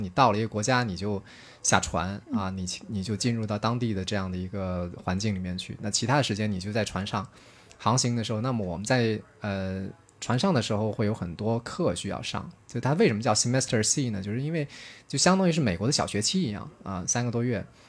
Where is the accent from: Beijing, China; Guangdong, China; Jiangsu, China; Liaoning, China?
Guangdong, China; 我自己是一个农村长大的孩子， 呃，大家一般都认为好像生活在广东，那肯定都是这个，都觉得广东是个富庶之地嘛，对吧？ 都觉得是肯定生活水平是不差的。 呃，但是特别不巧，嗯，我自己所在的那个县是整个广东省的十六个贫困县里面的倒数第二名。 然后，呃，我所在的那个镇，或者是这个镇子里的村子，又是这个县里面其中最贫穷的之一